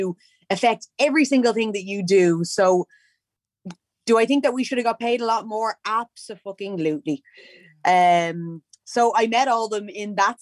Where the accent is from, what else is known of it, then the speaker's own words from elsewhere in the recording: Dublin, Leinster, Ireland; the vast majority of us were from Tala. I am from Tala.